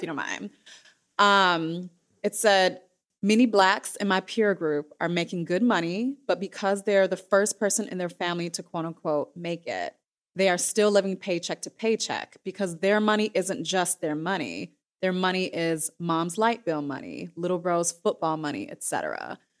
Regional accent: Midwest, United States; I am from the Midwest

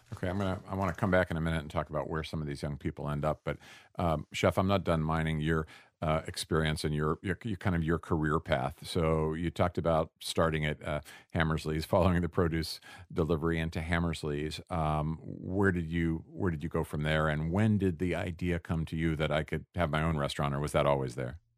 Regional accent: Pittsburgh, Pennsylvania, United States; moved away; I'm from Pittsburgh originally

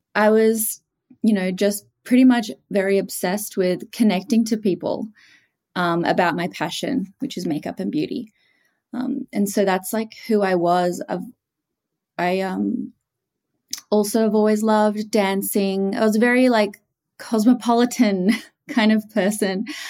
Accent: Australia; accent: Australian; Australian, as you can probably tell from my accent. So I grew up there and lived there for all my life, and I am from a small coastal town

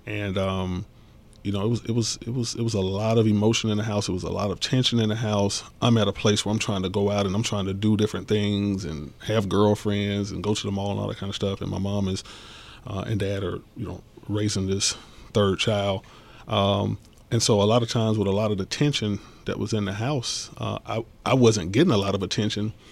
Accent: College Park, Georgia, United States; as a teenager growing up in College Park

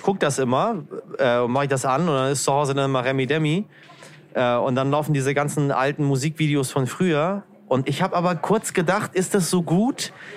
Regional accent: Hamburg, Germany; accent: Hamburg; also born or lived in Berlin; dass wir Hamburger

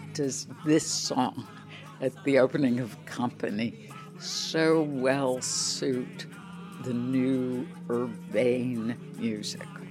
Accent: Chicago, Illinois, United States; moved away; I grew up in Chicago

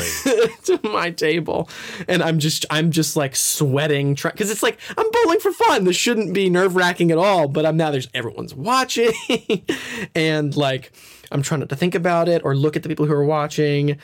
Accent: Nashville, Tennessee, United States; I'm from Nashville

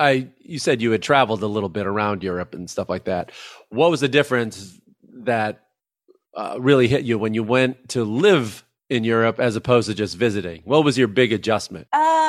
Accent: Chicago, Illinois, United States; I'm from Chicago, so I used to work up there all the time.

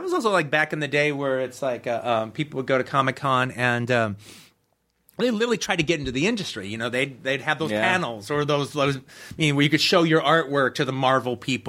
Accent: Los Angeles, California, United States; also born or lived in Tennessee; I was born in Tennessee, but I was raised pretty much in Los Angeles.

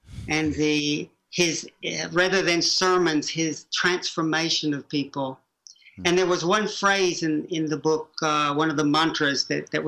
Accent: Chattanooga, Tennessee, United States; moved away as an adult; also born or lived in Oxford; my world growing up in Prairie Peninsula, Chattanooga, Tennessee

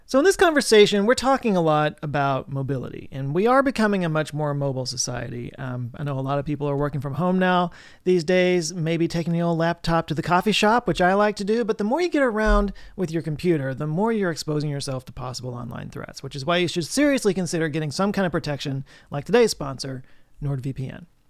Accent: Texas, United States; growing up in Texas, sadly living my whole life in Texas

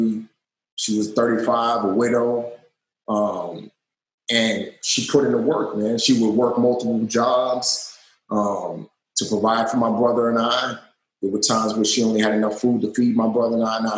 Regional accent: New York City, New York, United States; growing up in the Bronx

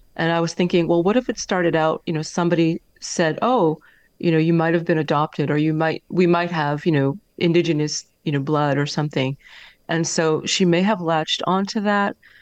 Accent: Canada

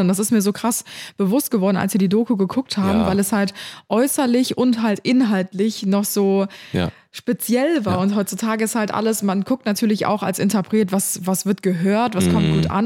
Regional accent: Cologne, North Rhine-Westphalia, Germany; in dem Viertel Karneval feier, wo ich aufgewachsen bin

